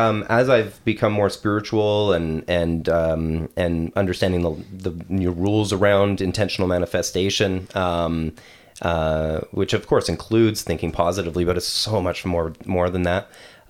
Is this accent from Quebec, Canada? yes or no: yes; Quebec, Canada; also born or lived in western Canada; I grew up in Quebec, and then my family moved out west and restarted.